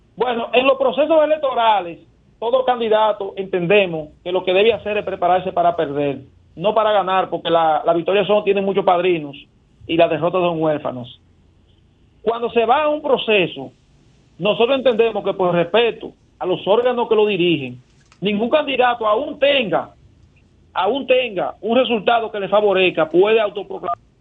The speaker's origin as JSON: {"language": "Spanish", "country": "Dominican Republic", "said": "nosotros como sociedad dominicana"}